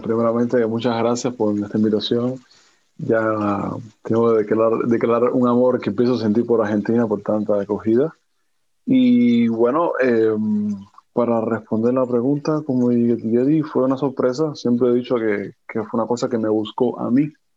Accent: Cuba; moved away as an adult; also born or lived in Havana; now in Paris, France; Soy un cubano atípico

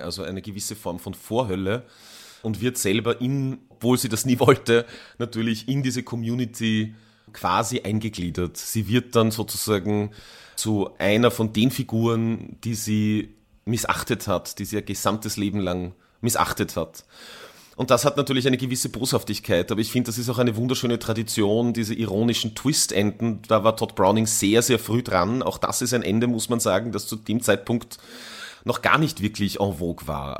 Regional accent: Tyrol, Austria; ich bin als Jugendlicher in Tirol aufgewachsen

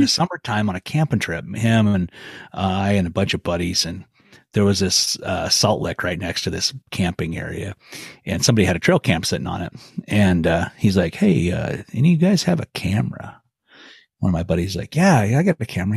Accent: Clearwater region of Idaho, United States; the area where I grew up in the Clearwater region of Idaho

